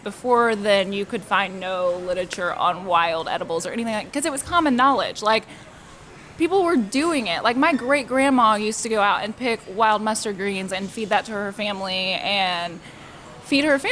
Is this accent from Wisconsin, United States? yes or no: no; central Indiana, United States; just in central Indiana